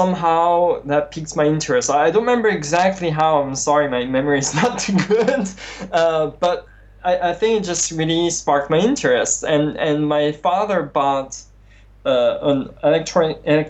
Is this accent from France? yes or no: yes; France; moved away; also born or lived in near Strasbourg, France / near Nice, France; we moved from Strasbourg to the south of France near Nice